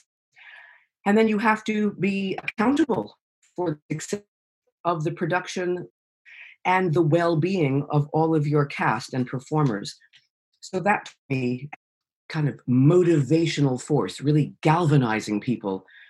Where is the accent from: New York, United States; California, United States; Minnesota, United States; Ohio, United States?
New York, United States; moved away as an adult; now in United Kingdom; I'm a New Yorker. I'm American. I'm a New Yorker